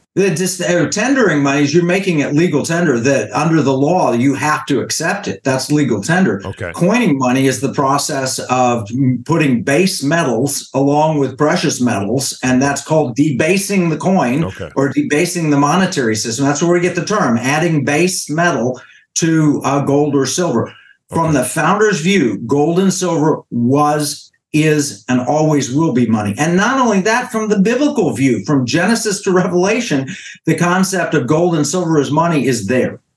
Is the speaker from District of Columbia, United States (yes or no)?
no; Oklahoma, United States; I am from Oklahoma, but actually from Creek territory. I'm Cherokee. I was born on a reservation.